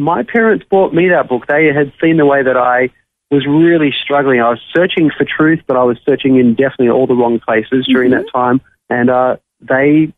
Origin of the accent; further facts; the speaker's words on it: Sydney, New South Wales, Australia; moved away as an adult; now in Nashville, United States; life was great growing up in Sydney.